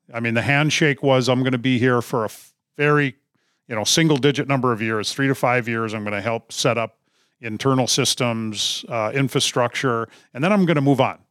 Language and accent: English; Duluth, Minnesota, United States; I'm originally from Duluth, Minnesota, grew up grouse hunting